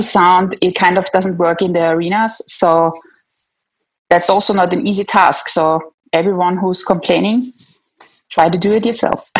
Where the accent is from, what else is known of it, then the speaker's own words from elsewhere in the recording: Austria; I'm from Austria.